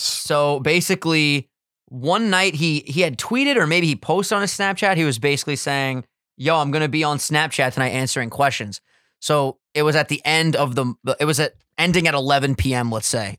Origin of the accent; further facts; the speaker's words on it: Long Island, New York, United States; We're island boys from Strong Island